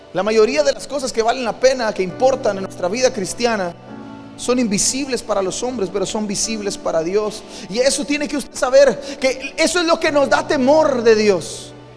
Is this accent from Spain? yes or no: no; Campeche, Mexico; Crecí en un barrio en Campeche, en el barrio de San Román.